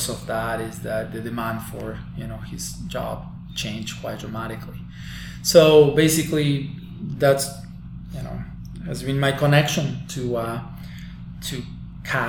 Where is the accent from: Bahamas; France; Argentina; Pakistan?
Argentina; Balnearia, Córdoba; moved away as an adult; now in New York, United States; I'm from a very small town in a rural area of Argentina, a small town called Balnearia, in the province of Córdoba